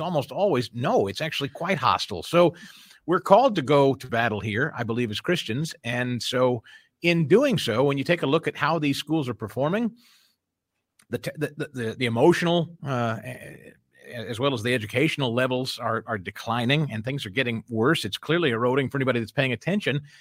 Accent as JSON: {"language": "English", "region": "Missouri", "country": "United States", "tie": "born or raised there", "moved": "yes", "said": "brought us back to our, well, my home state where I'm, uh, familiar with a lot of folks and I know a lot of folks. It, it had just so happened that, uh, a couple of years prior to our moving back to Missouri"}